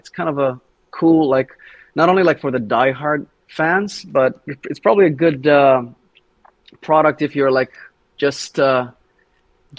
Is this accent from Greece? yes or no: yes; Thessaloniki, Central Macedonia, Greece; also born or lived in Sweden; my hometown in Thessaloniki in Greece